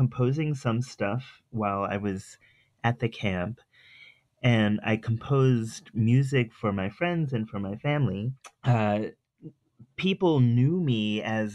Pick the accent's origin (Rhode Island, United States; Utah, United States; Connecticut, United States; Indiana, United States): Rhode Island, United States; Providence; I grew up in Providence, Rhode Island